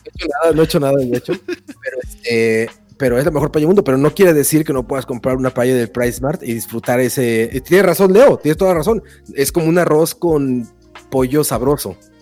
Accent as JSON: {"language": "Spanish", "country": "Mexico", "moved": "yes", "said": "vengo de México"}